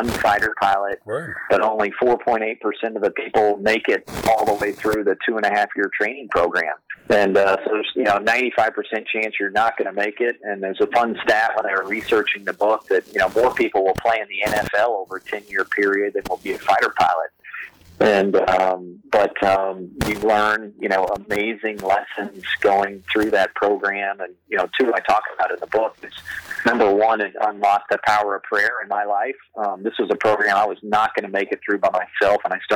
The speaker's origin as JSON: {"language": "English", "region": "Oklahoma", "country": "United States", "tie": "born or raised there", "said": "growing up in Oklahoma"}